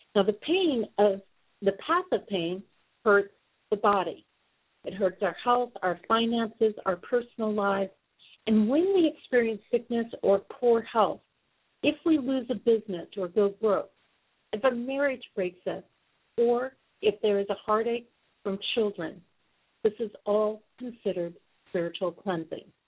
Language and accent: English; Sioux Falls, South Dakota, United States; my hometown of Sioux Falls, South Dakota